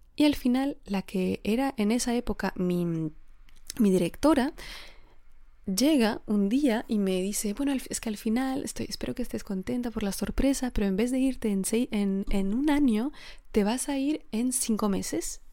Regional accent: Alsace, Grand Est, France; Spanish is a second language; moved away as an adult; also born or lived in Geneva, Switzerland / Spain; yo vengo del norte de Francia, ¿no? de Alsacia, que está muy cerca de Alemania

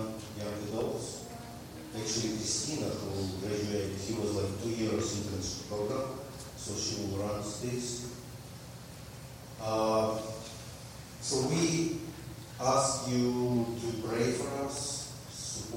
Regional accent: Ukraine; now in Russia; I'm from Ukraine.

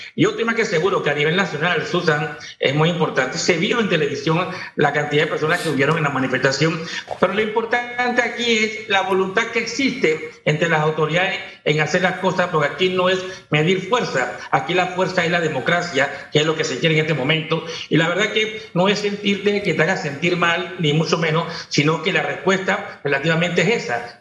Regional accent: Panama; como todo panameño

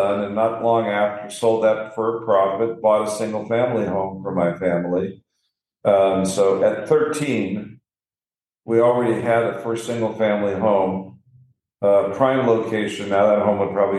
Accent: Pennsylvania, United States; now in Los Angeles, United States; Where I grew up in Pennsylvania

